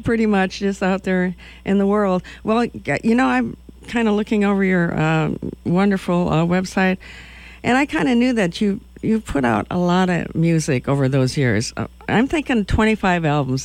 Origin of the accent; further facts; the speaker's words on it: Madison, Wisconsin, United States; I'm from Madison, Wisconsin